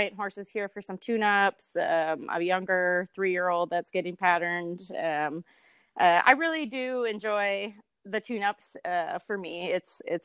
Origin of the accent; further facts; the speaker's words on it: Minnesota, United States; now in Springer, Oklahoma, United States; I am originally from Minnesota.